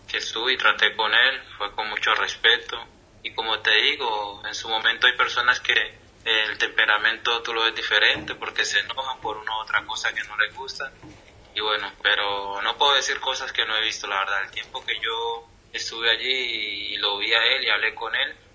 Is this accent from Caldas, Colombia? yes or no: no; Tumaco, Nariño, Colombia; now in Argentina; Tumaco, donde yo soy